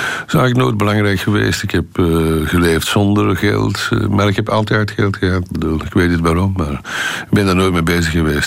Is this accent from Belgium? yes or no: yes; Antwerp, Flanders, Belgium; ik als geboren Antwerpenaar